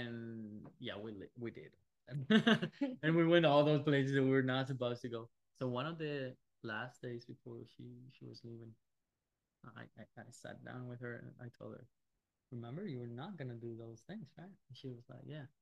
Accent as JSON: {"language": "English", "town": "Madrid", "region": "Community of Madrid", "country": "Spain", "tie": "born or raised there", "said": "I live in Madrid. I am from Madrid. I was born here."}